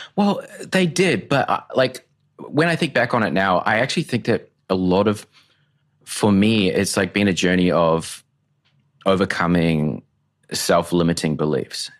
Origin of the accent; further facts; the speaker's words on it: Tauranga, Bay of Plenty, New Zealand; now in Brisbane, Australia; I grew up in a small town, Tauranga, New Zealand